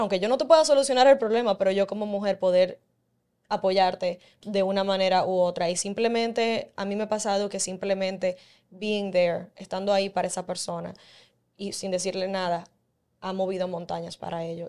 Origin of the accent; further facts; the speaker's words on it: Dominican Republic; como dominicana